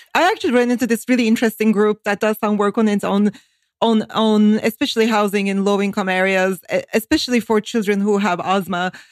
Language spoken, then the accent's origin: English; Turkey; moved away as an adult; now in Northern Virginia, United States; I grew up in Turkey during a very hard time